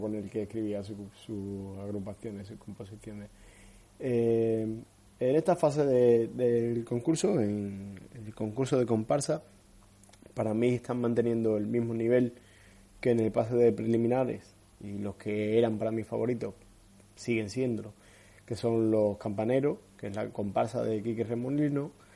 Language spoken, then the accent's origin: Spanish; Cádiz, Andalusia, Spain; los que somos de, de la tierra, los que somos de Cádiz